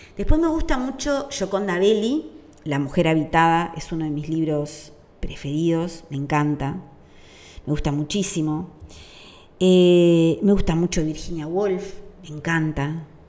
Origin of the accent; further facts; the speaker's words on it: Uruguay; durante la dictadura en mi país